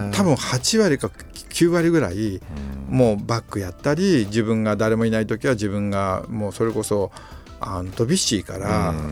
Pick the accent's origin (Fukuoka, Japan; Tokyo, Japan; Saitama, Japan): Tokyo, Japan; 僕らは東京で育ってきちゃったので